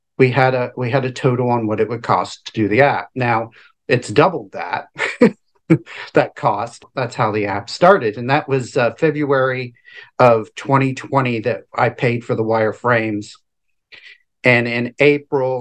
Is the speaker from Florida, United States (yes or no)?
yes; Tampa Bay area, Florida, United States; also born or lived in Kenneth City, Florida; 52, and I'm from the Tampa Bay area of Florida